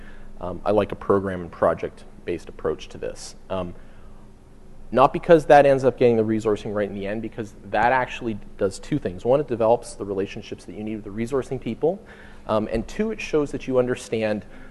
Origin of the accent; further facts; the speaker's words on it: Canada; we're from Canada